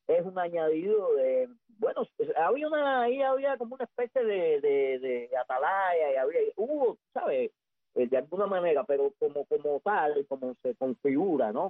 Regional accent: Havana, Cuba; yo soy habanero del Vedado, de Cojima

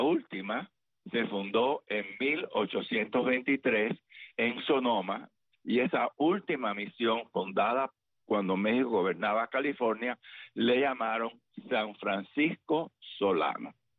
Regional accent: Camagüey, Cuba; la ciudad donde yo nací, Camagüey

